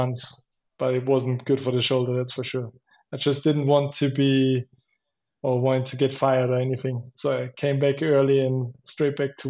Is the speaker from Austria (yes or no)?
yes; Schladming, Styria, Austria; I grew up in Schladming and the roots and everything